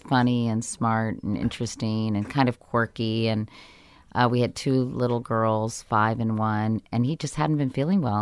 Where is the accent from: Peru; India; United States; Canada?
United States; Arlington, Virginia; I grew up in Arlington, Virginia